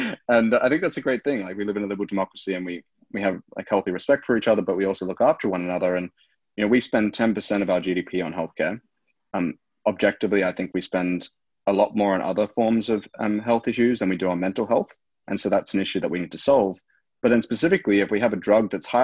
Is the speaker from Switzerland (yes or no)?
no; South Africa; now in Australia; I was born in South Africa.